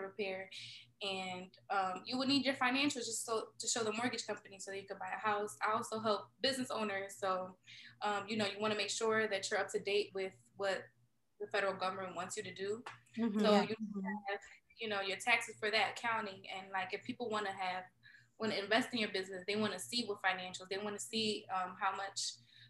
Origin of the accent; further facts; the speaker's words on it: Philadelphia, Pennsylvania, United States; I grew up in North Philly